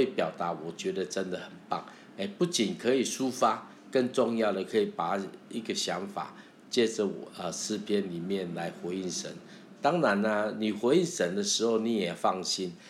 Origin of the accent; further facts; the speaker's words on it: Taiwan; accent: Taiwanese Mandarin (台湾国语), Taiwanese accent; first language Taiwanese Hokkien; Chinese is a second language; 我会讲国语啊，可是我的国语就是台湾国语啊